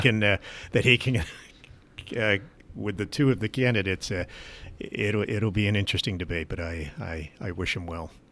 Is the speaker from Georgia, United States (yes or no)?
no; Gilboa, New York, United States; Gilboa is my hometown